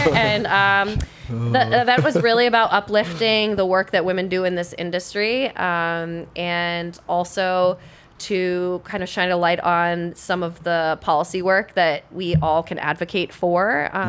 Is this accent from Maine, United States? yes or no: yes; Maine, United States; also born or lived in Boston; now in Haverhill, United States; I live in Haverhill. I grew up in Maine. I met my husband when I was living in Boston